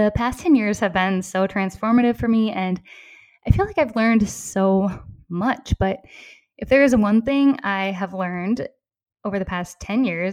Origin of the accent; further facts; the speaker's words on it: southeastern Minnesota, United States; accent: Minnesota; moved away as an adult; also born or lived in Decorah, Iowa / Madison, Wisconsin; now in Copenhagen, Denmark; I grew up in a small rural town in southeastern Minnesota.